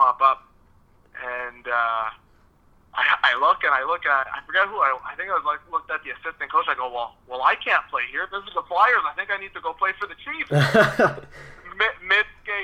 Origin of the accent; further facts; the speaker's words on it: Belle River, Ontario, Canada; first language French; English is a second language; also born or lived in Montreal; my hometown